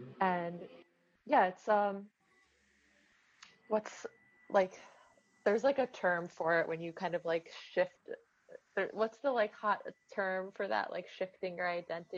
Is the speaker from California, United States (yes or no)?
yes; Manhattan Beach, California, United States; I would never tell anyone I was from Manhattan Beach.